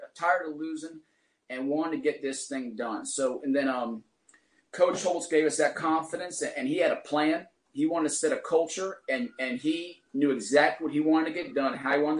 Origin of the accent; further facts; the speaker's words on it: Chesterfield County, Virginia, United States; moved away as an adult; now in Maine, United States; Virginia. I'm from Southside, Chesterfield County. Went to school at Benedictine